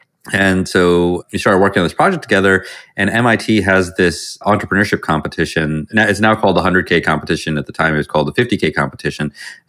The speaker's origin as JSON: {"language": "English", "region": "Virginia", "country": "United States", "tie": "born or raised there", "said": "I grew up mostly in Virginia, although we moved around a bit."}